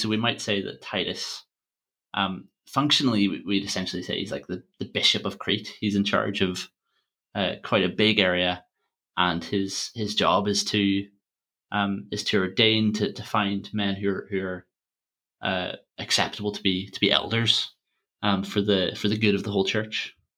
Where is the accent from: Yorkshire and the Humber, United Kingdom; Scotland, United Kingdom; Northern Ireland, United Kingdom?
Northern Ireland, United Kingdom; Armagh; Usher was, was Archbishop of Armagh, uh, my hometown